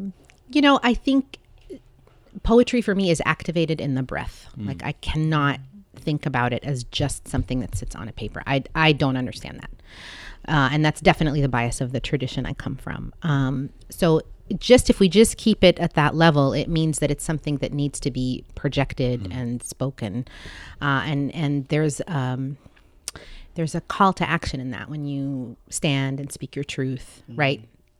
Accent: Saudi Arabia; also born or lived in Seattle, United States; So I was born in Seattle, but my parents are from other countries. Mm. And then a large part of my childhood was spent in a third country, Saudi Arabia.

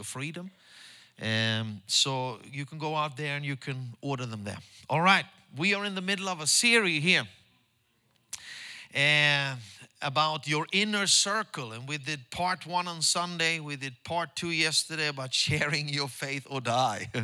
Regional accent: Stockholm, Stockholm County, Sweden; English is a second language; church back home in Stockholm with my own disciples

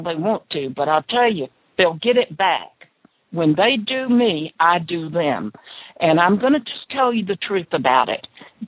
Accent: the South, United States; I was born in the South

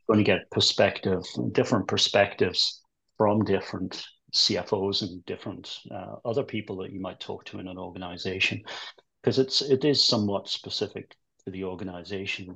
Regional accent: England, United Kingdom; moved away as an adult; also born or lived in United States; I'm English originally

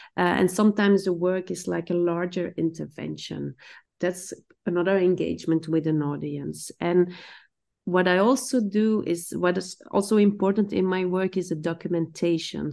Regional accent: Belgium; now in Amsterdam, Netherlands; I grew up in Stenar, which is stone village.

